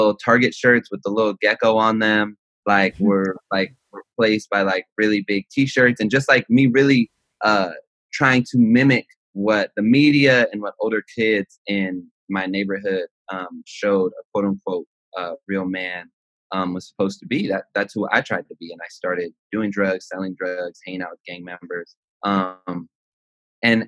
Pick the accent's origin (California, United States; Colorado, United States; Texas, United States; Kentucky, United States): California, United States; Los Angeles; I'm from Los Angeles, California, specifically the San Fernando Valley until I was like 16, and then everywhere